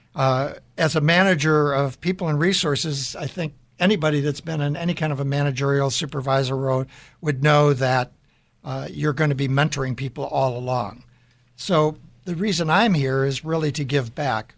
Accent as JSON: {"language": "English", "town": "Deerfield", "region": "Illinois", "country": "United States", "tie": "born or raised there", "said": "So I grew up in the Chicago area in Deerfield, Illinois"}